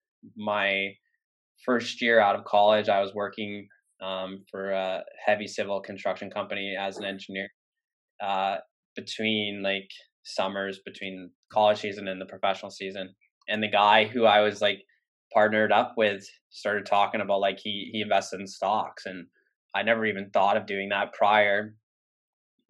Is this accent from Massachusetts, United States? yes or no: yes; Worcester, Massachusetts, United States; Worcester State, like my hometown D3 school